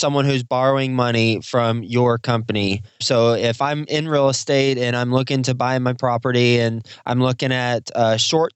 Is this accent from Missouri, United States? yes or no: no; Fort Worth, Texas, United States; also born or lived in Houston, Texas; Houston, Texas, my home state. Not home city, but my home state. Actually, I actually lived in Houston for a couple years when I was 1 and 2 years old, and then we moved to Fort Worth.